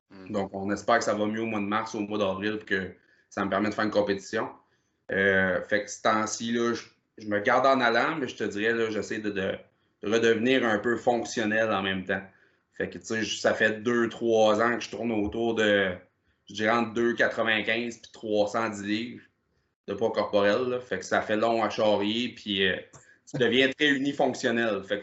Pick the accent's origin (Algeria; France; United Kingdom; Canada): Canada; Percé, Quebec; comme j'ai dit tantôt, je viens du coin de Percé.